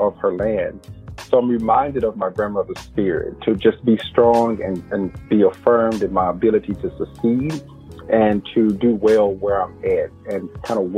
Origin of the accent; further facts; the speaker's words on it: Progress, Mississippi, United States; moved away as an adult; now in Chapel Hill, United States; I come from Mississippi, and because I come from a rural background